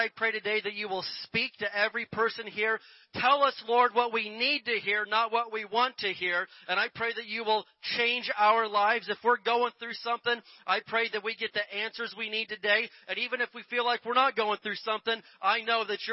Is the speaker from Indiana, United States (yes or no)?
yes; Indiana, United States; Where I grew up in Indiana